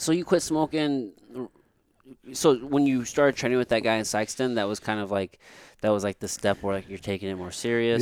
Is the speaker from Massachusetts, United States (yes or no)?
no; Potosi, Missouri, United States; also born or lived in Jefferson City, Missouri; I grew up in Potosi until I moved to Jeff City in, like, sixth grade